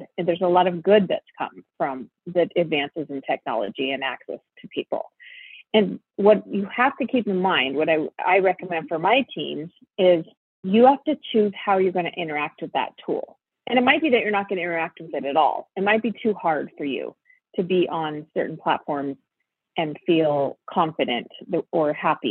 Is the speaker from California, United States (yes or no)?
no; Spokane, Washington, United States; moved away as an adult; I grew up in Spokane, Washington, which is where I live now